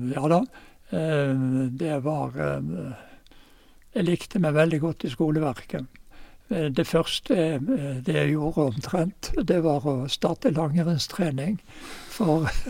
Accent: Bergen, Vestland, Norway; also born or lived in Oslo / Fusa; now in Geilo, Norway; Jeg ble født i Oslo jeg, i, i 1935. Og eh, familien flyttet til eh, Bergen i 1935.

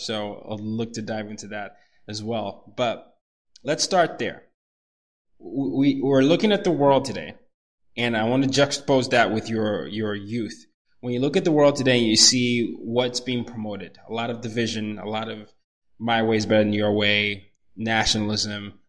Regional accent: Nigeria; also born or lived in Sweden; now in United States; I'm from Nigeria

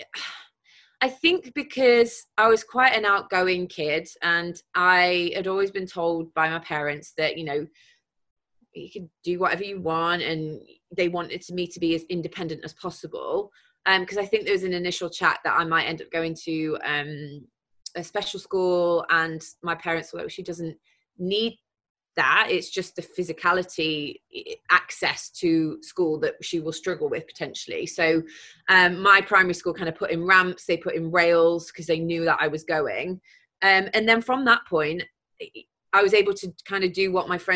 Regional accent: Mansfield, East Midlands, United Kingdom; growing up in Mansfield, I mean, it was fine, you know, it was just a normal upbringing

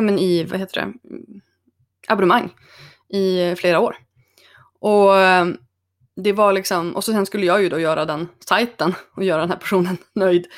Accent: Örnsköldsvik, Västernorrland County, Sweden; moved away as an adult; also born or lived in Stockholm / New York; Men jag är från, eh, född och uppvuxen i Örnsköldsvik

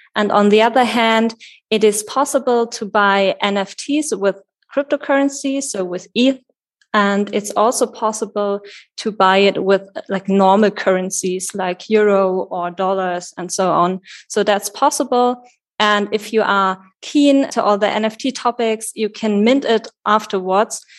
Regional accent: Wetzlar, Hesse, Germany; I was born in Wetzlar

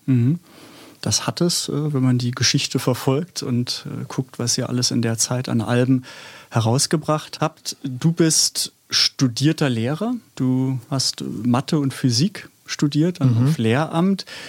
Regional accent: Stuttgart, Baden-Württemberg, Germany; now in Berlin, Germany; Ich komme aus Stuttgart, also bin in Stuttgart geboren, aber bin seit 84 in Berlin und würde auch mich als Berliner bezeichnen

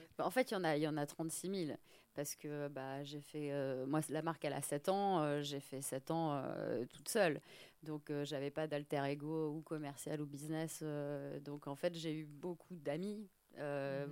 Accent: France; now in Paris, France; je suis française, mais je suis pas parisienne.

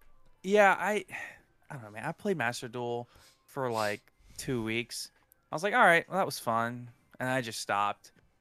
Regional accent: United States; I'm American.

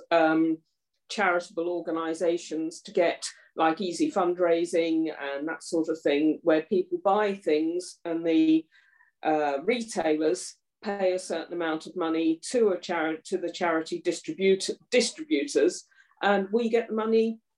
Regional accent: Surrey, South East England, United Kingdom; moved away as an adult; now in Shropshire, United Kingdom; I'm originally from Surrey uh, mm-hmm. in southeast, and I've been up here about

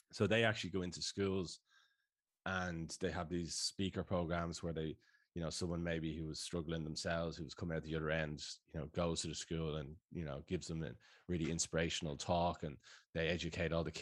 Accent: Dublin, Leinster, Ireland; moved away as an adult; now in Sydney, Australia; I'm from Sloregan in Dublin, so around the corner

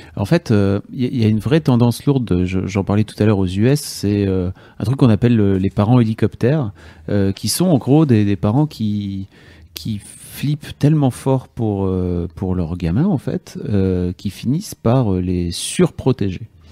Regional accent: Lille, Hauts-de-France, France; nous, on est lillois

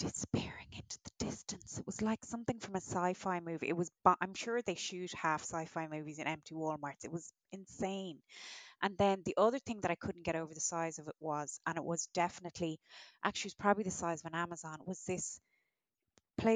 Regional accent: Ireland; as an Irish person

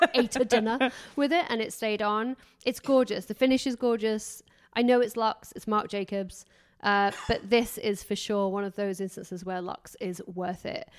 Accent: England, United Kingdom; I'm English

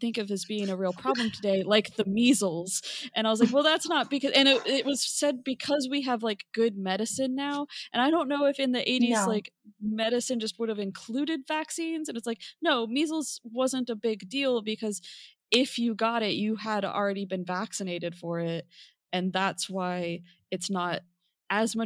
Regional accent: United States; growing up in America, like, like 5 years later than this book, you know, I was a child in the 90s

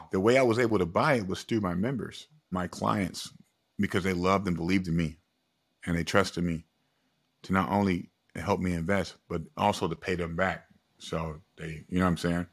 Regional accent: Springfield, United States; I'm from Springfield, but I, I come from a low-income neighborhood

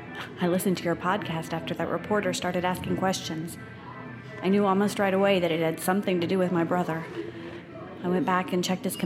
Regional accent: Oklahoma, United States; moved away as an adult; now in Duluth, United States; We're from Oklahoma. I moved to Minnesota when I got a scholarship to St. Scholastica in Duluth. After graduation, I just stayed.

